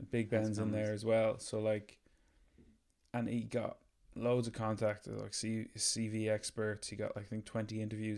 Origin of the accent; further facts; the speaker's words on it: Ireland; we're Irish